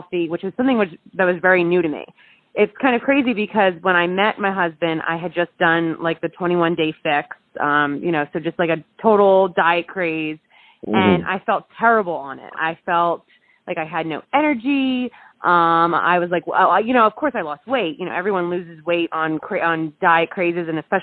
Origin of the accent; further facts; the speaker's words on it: Jersey Shore, New Jersey, United States; also born or lived in Pennsylvania; now in Los Angeles, United States; I am originally from the Jersey Shore, but I went to school in Pennsylvania